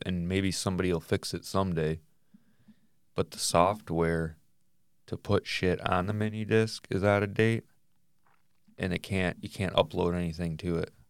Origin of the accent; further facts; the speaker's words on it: Michigan, United States; we're from Michigan